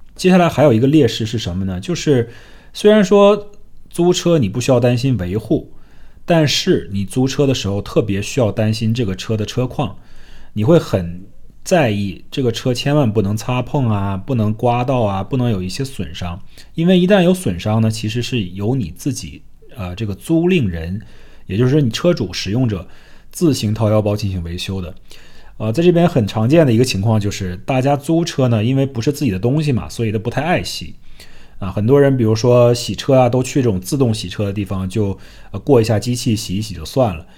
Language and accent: Chinese; China; now in United States; 我们来自于中国的家庭